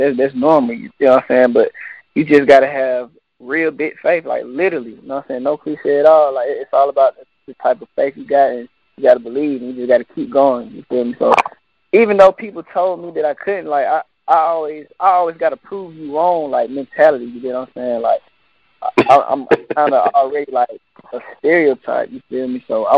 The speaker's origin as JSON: {"language": "English", "town": "Atlanta", "region": "Georgia", "country": "United States", "tie": "born or raised there", "said": "Growing up in Atlanta"}